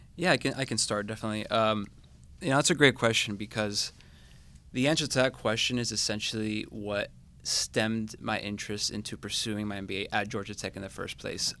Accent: Managua, Nicaragua; moved away as an adult; now in Atlanta, United States; I'm originally from Managua, Nicaragua, so the Bay Area is a tad different, uh, to, to my home country

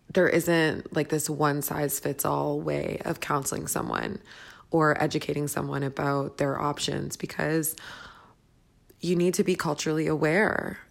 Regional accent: Toronto, Ontario, Canada; I'm from Toronto, Canada

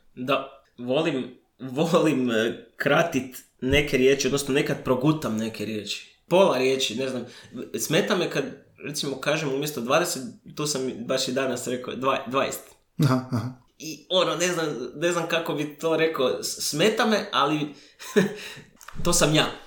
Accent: Croatia; kod nas u Hrvatskoj

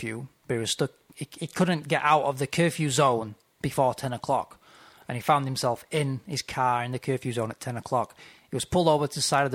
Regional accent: United Kingdom; moved away as an adult; now in China; us Brits, like, queuing is pretty much a religion

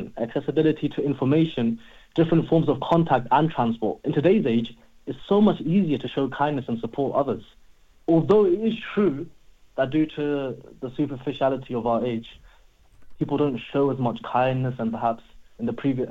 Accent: London, United Kingdom; growing up in London, I mean, we always say, like, to our friends, oh, yo, what are you saying? You good?

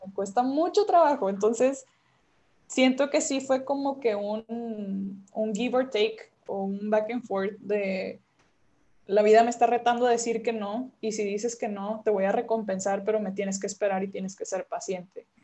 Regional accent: Monterrey, Nuevo León, Mexico; yo soy regiomontana

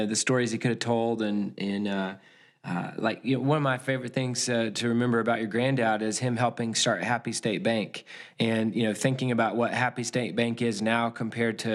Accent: Nazareth, Texas, United States; Jason and I grew up in Nazareth together our entire lives

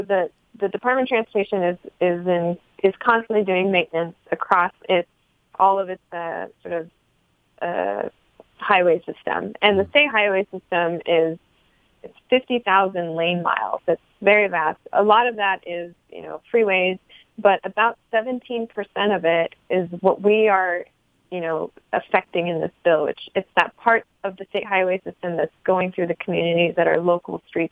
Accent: Los Angeles, California, United States; I'm from West LA. I'm from Santa Monica Boulevard

